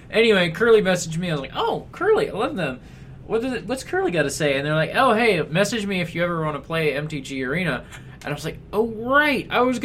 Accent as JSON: {"language": "English", "region": "Kansas", "country": "United States", "also_born_or_lived": "Missouri", "said": "I am from Kansas and Missouri, and the Chiefs are my team"}